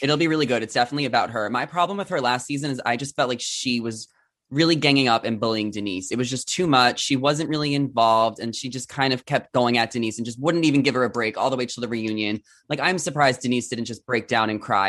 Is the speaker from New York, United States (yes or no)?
yes; New York, United States; I'm from New York